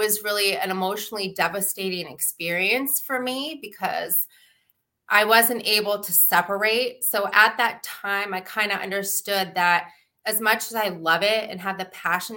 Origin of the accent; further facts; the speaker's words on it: Alaska, United States; moved away as an adult; also born or lived in Seattle; now in Michigan, United States; Growing up in Alaska, my grandfather was a doctor there in a very small town